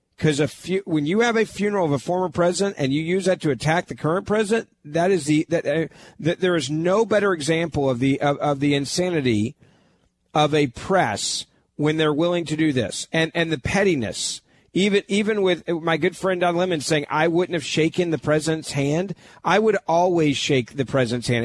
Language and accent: English; Memphis, Tennessee, United States; I'm from Memphis, Tennessee